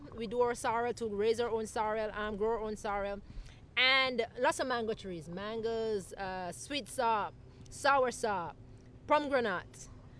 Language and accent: English; Saint Elizabeth, Jamaica; moved away as an adult; now in Georgia, United States; I grew up in Jamaica and growing our own stuff. And living off the land, basically, growing our food and raising our animals